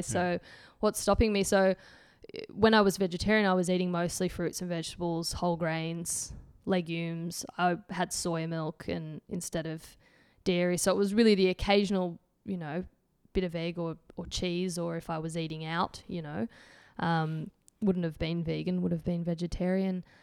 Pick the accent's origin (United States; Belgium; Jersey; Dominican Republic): Belgium; Antwerp, Flanders; accent: Antwerp; my Antwerp accents